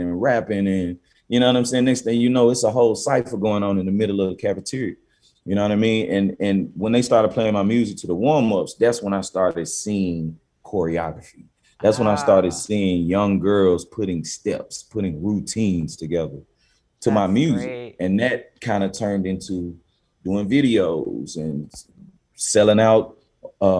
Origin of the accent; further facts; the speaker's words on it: Memphis, Tennessee, United States; also born or lived in Cordova, Tennessee; I'm from South Memphis